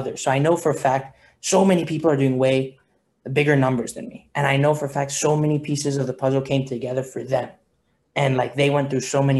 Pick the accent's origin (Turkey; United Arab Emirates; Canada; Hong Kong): Hong Kong; moved away as an adult; I was born and raised in Hong Kong